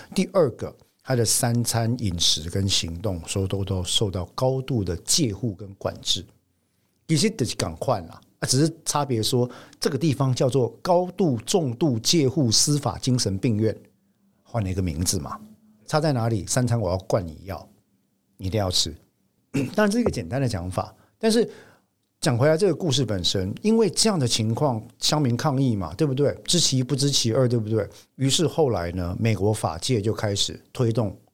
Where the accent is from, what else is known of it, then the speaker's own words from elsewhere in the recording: Taiwan; 我们台湾人